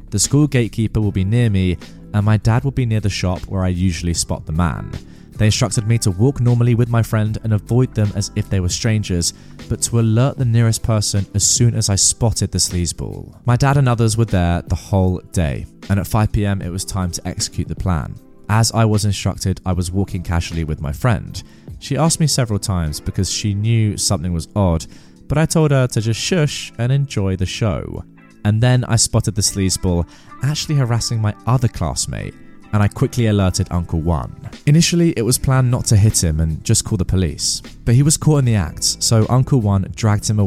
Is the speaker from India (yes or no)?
yes; India; I am from India, and girls are still afraid to tell others about being harassed because of shame and society.